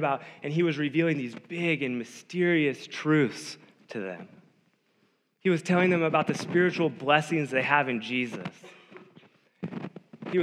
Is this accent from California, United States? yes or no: yes; Davis, California, United States; growing up in Davis